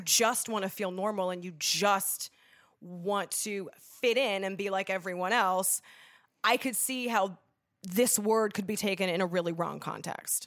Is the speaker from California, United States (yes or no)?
yes; Los Angeles, California, United States; also born or lived in upstate New York; I grew up in Los Angeles, California. I'm from here